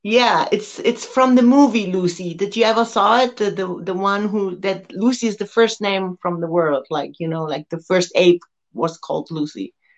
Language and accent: English; Germany; Switzerland, which is next to Germany and only one hour from my hometown